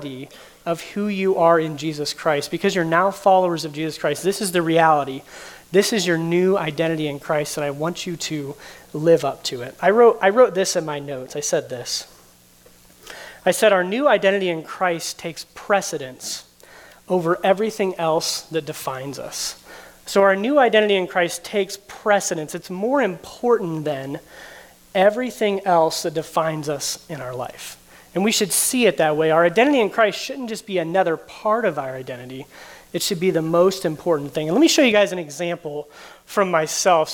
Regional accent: United States; I'm an American. That's a big thing. I was born in the United States

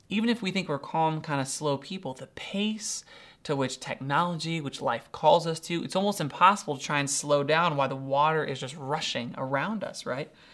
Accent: Doylestown, Ohio, United States; I'm from Doylestown, Ohio, pretty rural.

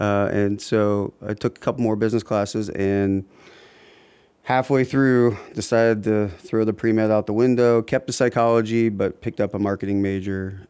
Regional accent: Columbus, Ohio, United States; moved away as an adult; also born or lived in Oxford, Ohio / Chicago / Cincinnati / Akron area; now in Akron, United States; I grew up in Columbus um, and spent all of my up the high school years there

